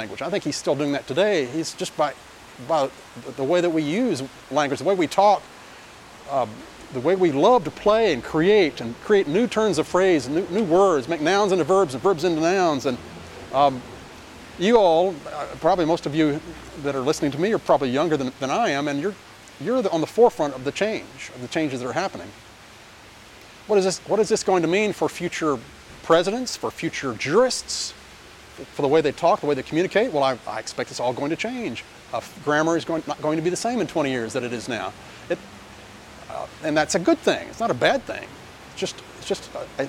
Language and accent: English; Central Texas, United States; accent: twang; the kind of dialect that I grew up in, which was in Central Texas in the 50s